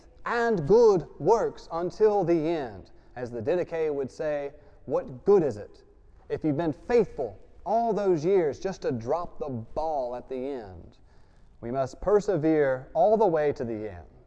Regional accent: Louisiana, United States; I grew up in Louisiana

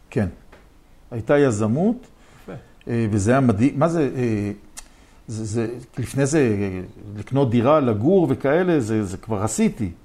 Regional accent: Jerusalem, Jerusalem District, Israel; אני מירושלים

